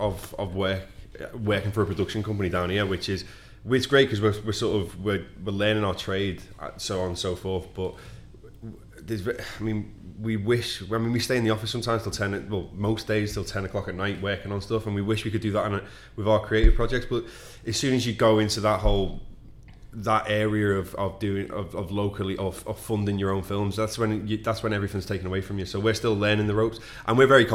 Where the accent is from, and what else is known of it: Skelmersdale, North West England, United Kingdom; born or raised there; accent: plastic Scouse; also born or lived in Liverpool; now in London, United Kingdom